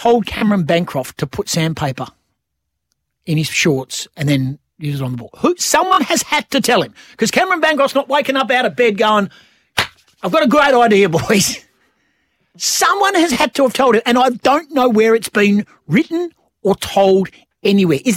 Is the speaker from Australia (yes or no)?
yes; Western Australia, Australia; we are West Australian